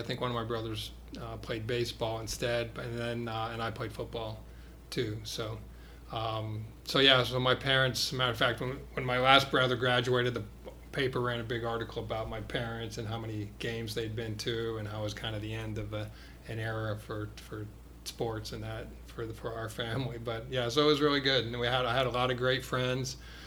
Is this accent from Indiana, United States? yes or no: no; Connecticut, United States; now in Columbus, United States; I grew up in New England. I grew up in Connecticut, but had a great childhood